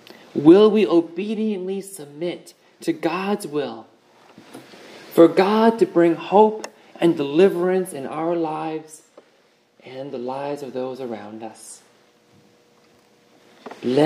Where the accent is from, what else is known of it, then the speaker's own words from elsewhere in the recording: hometown 25 miles from Newtown, Connecticut, United States; Newtown, Connecticut, 25 miles from my hometown